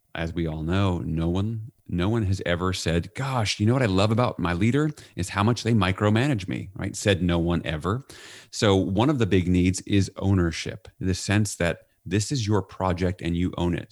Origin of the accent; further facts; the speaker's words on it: New York, United States; I'm from New York